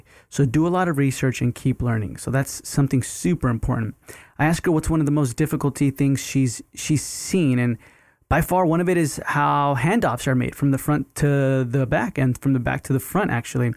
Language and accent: English; Texas, United States; I'm originally from Texas